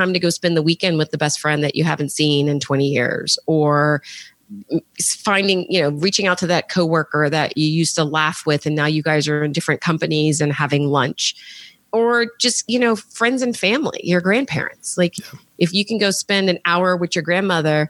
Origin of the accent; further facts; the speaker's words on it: Alexandria, Virginia, United States; went back to work in my hometown of Alexandria, Virginia